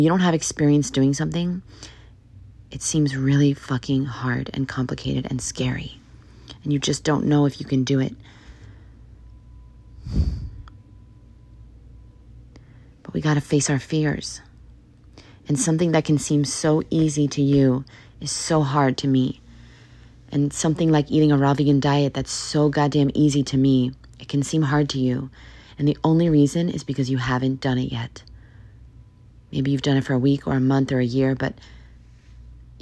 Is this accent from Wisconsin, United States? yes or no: no; New York City, New York, United States; moved away; I'm from New York City.